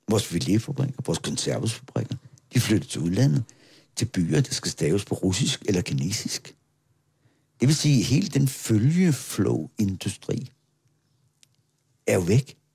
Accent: Capital Region of Denmark, Denmark; Og sådan er vi Bornholmer. Hvis vi ikke blive enige om noget, så opfinder vi det bare.

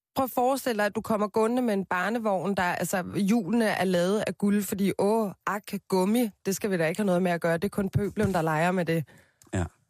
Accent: Copenhagen, Capital Region of Denmark, Denmark; Jeg voksede op på Christianshavn med min mor og min far, en storsøster, en lillesøster og en lillebror

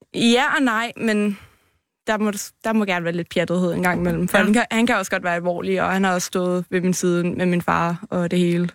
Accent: Copenhagen, Capital Region of Denmark, Denmark; Jeg er fra København, fra Vandløse af

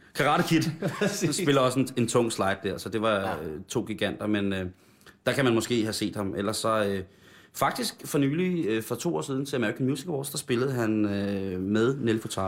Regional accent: Roskilde, Zealand, Denmark; jeg startede på nylonstrengen i den lokale musikskole Roskilde

